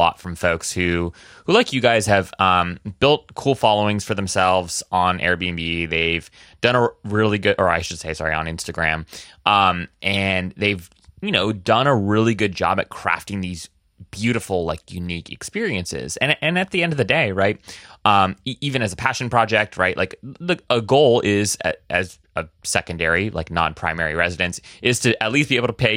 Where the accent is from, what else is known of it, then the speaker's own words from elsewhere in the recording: Oahu, Hawaii, United States; moved away as an adult; now in Washington, D.C., United States; I'm actually originally from Hawaii. I was born and raised on Oahu